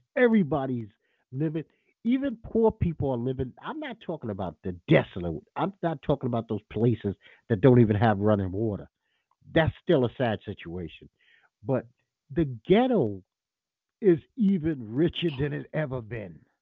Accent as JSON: {"language": "English", "country": "United States", "said": "This is my country. I don't have another country."}